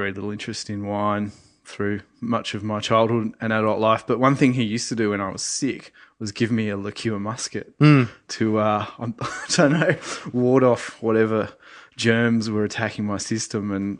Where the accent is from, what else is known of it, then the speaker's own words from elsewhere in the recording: Sydney, New South Wales, Australia; In Sydney.